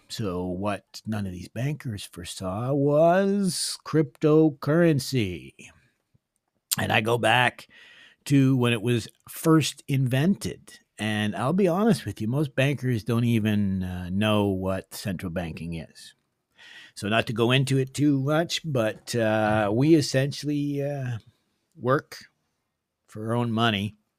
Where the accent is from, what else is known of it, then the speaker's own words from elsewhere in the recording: Northern Ontario, Canada; moved away; I came from Northern Ontario, and my father was a gold miner